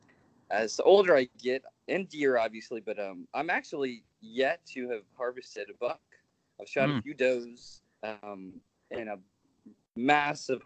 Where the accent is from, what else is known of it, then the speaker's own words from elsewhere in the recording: Florida, United States; I'm from Florida, born and raised.